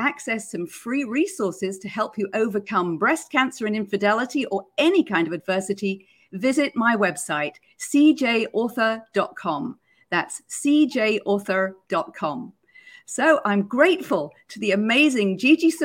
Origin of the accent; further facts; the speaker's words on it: United Kingdom; Growing up in Britain, I was brought up on Monty Python's Flying Circus